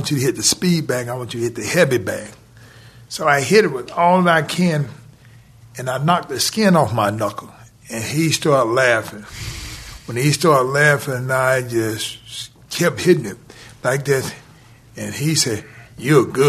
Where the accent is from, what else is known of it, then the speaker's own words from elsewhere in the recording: Atlanta, Georgia, United States; I grew up in Atlanta.